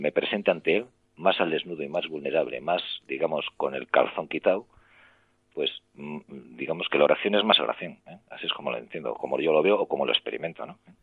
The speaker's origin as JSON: {"language": "Spanish", "town": "Santander", "region": "Cantabria", "country": "Spain", "moved": "yes", "said": "regresé a mi, a Santander, yo soy de Santander"}